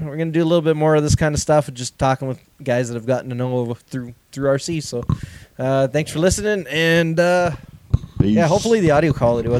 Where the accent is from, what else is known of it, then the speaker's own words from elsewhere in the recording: Canada; I'm Canadian.